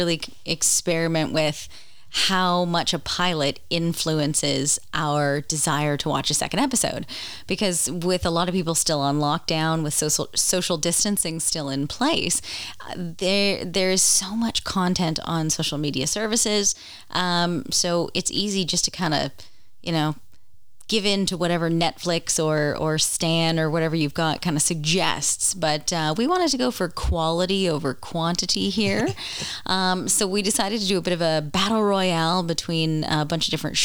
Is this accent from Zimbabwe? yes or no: no; Canada; I'm Canadian